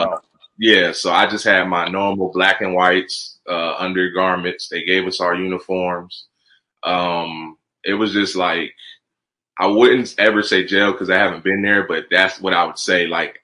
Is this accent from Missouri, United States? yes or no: no; New Jersey, United States; I was born and raised in New Jersey, actually.